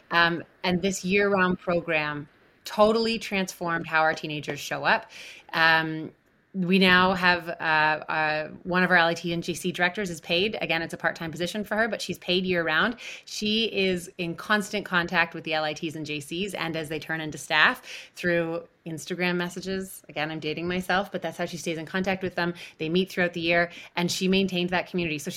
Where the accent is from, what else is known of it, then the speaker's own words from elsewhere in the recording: Ontario, Canada; I was born in June, and I started attending camp shortly after. So I was I was one of those three weeks old, three week olds um, I grew up at I grew up at Camp Scugog, and I also went to Camp Oconto.